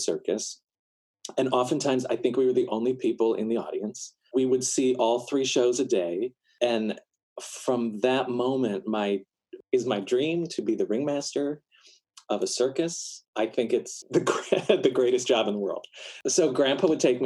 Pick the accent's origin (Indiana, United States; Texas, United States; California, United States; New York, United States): New York, United States; Elma; also born or lived in Erie, Pennsylvania / Fredonia, New York; Southtown. I'm from Elma